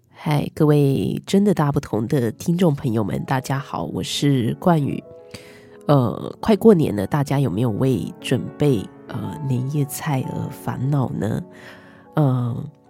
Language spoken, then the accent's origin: Chinese; Yilan County, Taiwan; 我们宜兰很多是养鸭的嘛